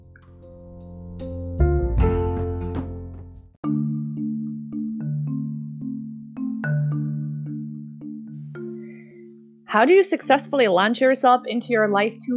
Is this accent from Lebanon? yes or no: no; Czechia; moved away as an adult; now in United States; I moved from my home country of the Czech Republic to the United States.